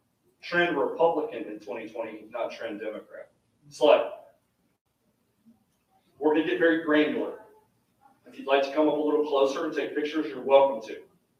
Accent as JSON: {"language": "English", "region": "Mississippi", "country": "United States", "tie": "born or raised there", "said": "I grew up in Mississippi"}